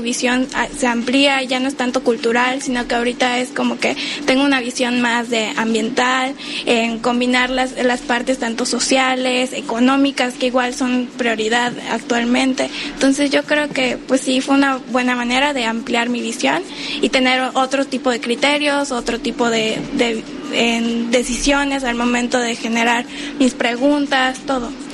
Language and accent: Spanish; Mérida, Yucatán, Mexico; moved away as an adult; now in Cozumel, Mexico; Yo soy de Mérida, Yucatán